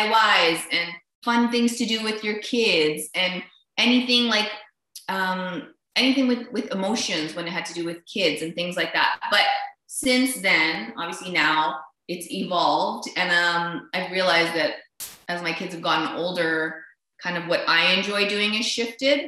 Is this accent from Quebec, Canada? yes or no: no; Vancouver, British Columbia, Canada; also born or lived in Niagara Falls / Winnipeg; I live here in Vancouver. I was born actually in Niagara Falls, but lived most of my life here with a 6-year stint in Winnipeg.